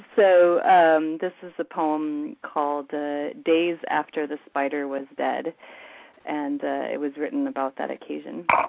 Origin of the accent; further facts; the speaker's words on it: United States; moved away as an adult; now in Vancouver, Canada; the only reason I'm in Canada is because I married a Canadian and uh, I'm from the States